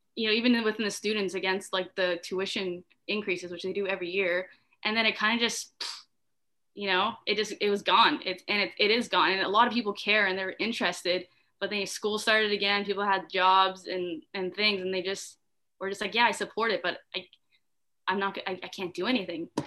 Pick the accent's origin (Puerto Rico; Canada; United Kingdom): Canada; Ottawa, Ontario; I'm from Ottawa. I go to the University of Ottawa